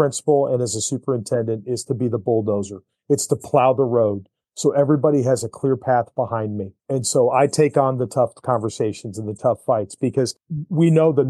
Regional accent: Syracuse, New York, United States; now in Missouri, United States; I'm from Syracuse, New York

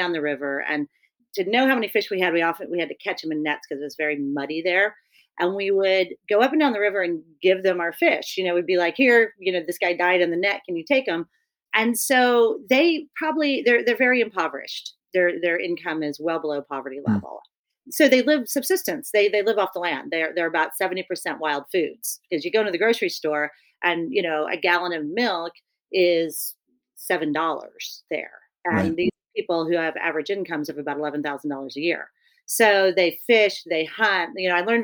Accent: Kansas City, Missouri, United States; moved away; also born or lived in Alaska; I grew up in Kansas City, Missouri

